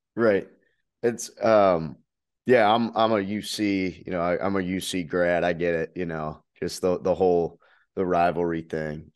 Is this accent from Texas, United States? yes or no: no; Cincinnati, Ohio, United States; Cincinnati, uh, my hometown Bearcats.